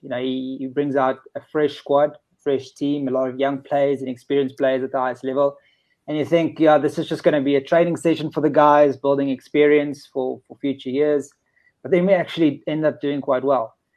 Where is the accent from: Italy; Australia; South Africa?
South Africa; speaking as a South African